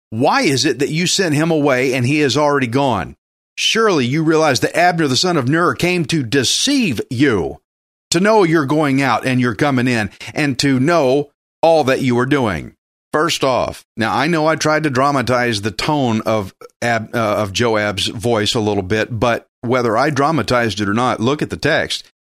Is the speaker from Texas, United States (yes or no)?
yes; Texas, United States; I'm Texan